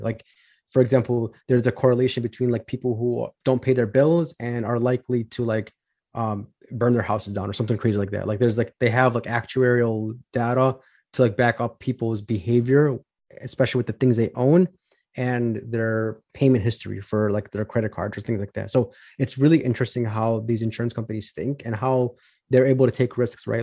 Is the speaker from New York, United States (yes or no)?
no; Chicago, Illinois, United States; I'm from Chicago, Illinois, born and raised